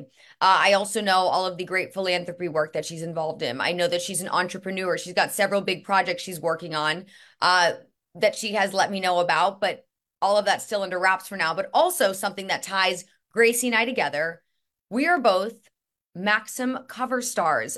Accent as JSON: {"language": "English", "town": "Indianapolis", "region": "Indiana", "country": "United States", "also_born_or_lived": "Kansas City", "moved": "yes", "said": "I'm from Indianapolis"}